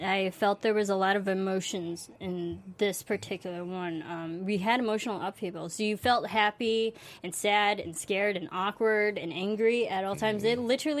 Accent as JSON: {"language": "English", "country": "United States", "said": "I'm American."}